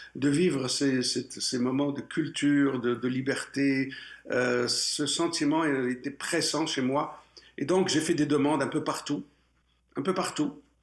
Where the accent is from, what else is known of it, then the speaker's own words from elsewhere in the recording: Morocco; moved away as an adult; now in Quebec, Canada; je suis né au Maroc et jusqu'à l'âge de 22 ans, j'étais j'étais bien chez moi